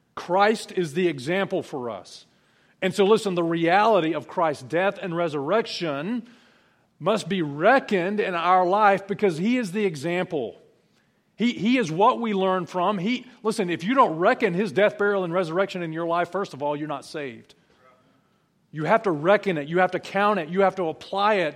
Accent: South Alabama, United States; I'm from South Alabama

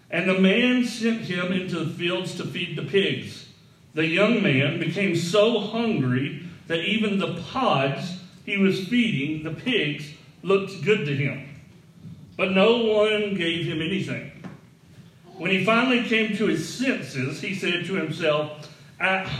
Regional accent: the South, United States; I grew up in the South

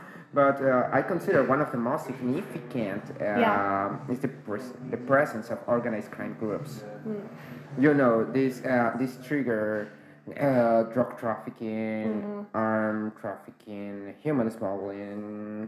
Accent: Mexico City, Mexico; moved away as an adult; now in Dublin, Ireland; I'm from Mexico, to be precise, from Mexico City.

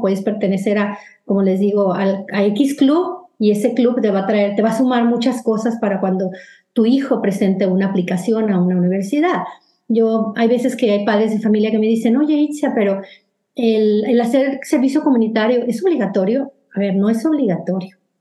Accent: Mexico; moved away as an adult; now in United States; las personas que venimos de, México

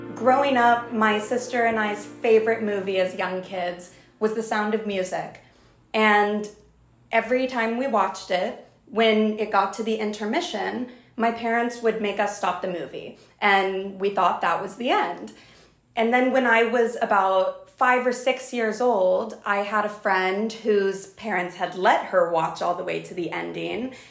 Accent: South Texas, United States; moved away as an adult; now in New York, United States; I grew up in South Texas and went to a Jewish preschool

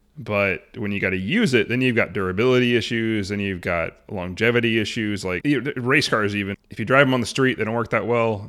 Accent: Arlington, Washington, United States; I grew up in Arlington

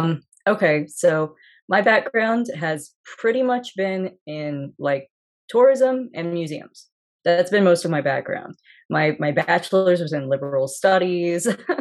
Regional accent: Springfield, Missouri, United States; also born or lived in Osaka, Japan / Columbia, Missouri; I'm originally from Springfield, Missouri, and that's where I am right now as well.

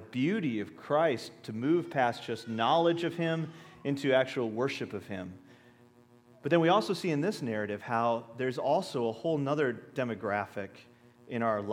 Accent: Minnesota, United States; we're from Minnesota

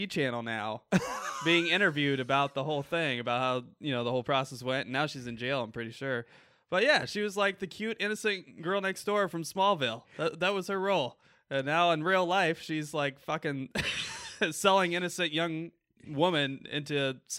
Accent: Port Clinton, Ohio, United States; I grew up in Port Clinton area, so and, real familiar.

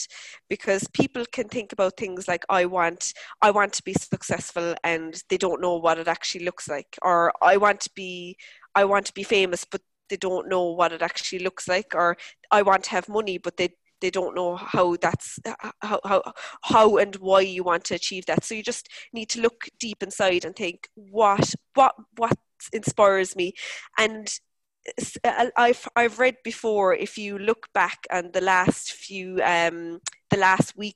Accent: Cork, Munster, Ireland; the area where I grew up in Mayfield in Cork

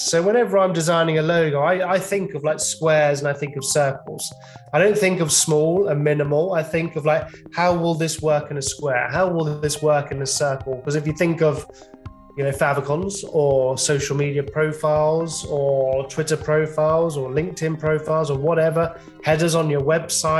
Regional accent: England, United Kingdom; I'm actually English

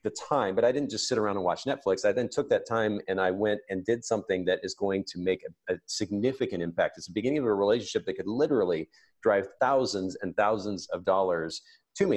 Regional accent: Japan; moved away; I grew up in Japan, so the, the Japanese kanji characters are particularly uh, meaningful to me

